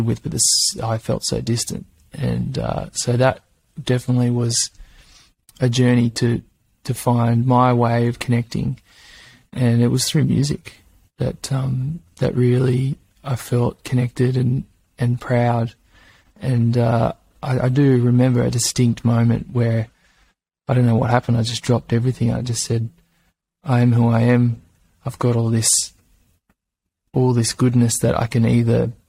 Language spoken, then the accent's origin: English; Gold Coast, Queensland, Australia; now in Byron Bay, Australia; I grew up in Australia